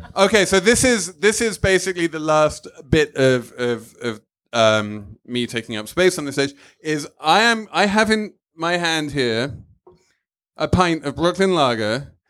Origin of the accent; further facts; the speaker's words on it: England, United Kingdom; as an Englishman